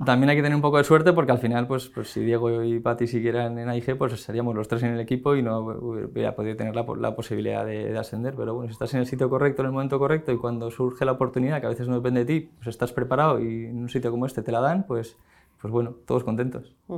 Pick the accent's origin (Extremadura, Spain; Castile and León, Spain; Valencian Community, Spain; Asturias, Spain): Valencian Community, Spain; Valencia; moved away as an adult; now in Madrid, Spain